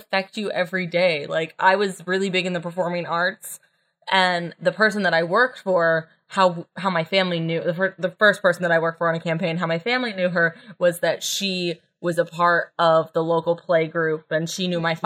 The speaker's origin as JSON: {"language": "English", "region": "West Virginia", "country": "United States", "tie": "born or raised there", "also_born_or_lived": "New York", "moved": "as an adult", "lives_now": "Washington, D.C., United States", "said": "I grew up in West Virginia, went to school at WVU"}